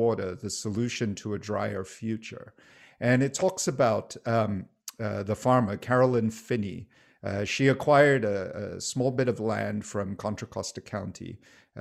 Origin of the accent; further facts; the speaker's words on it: Singapore; moved away; I grew up in Singapore.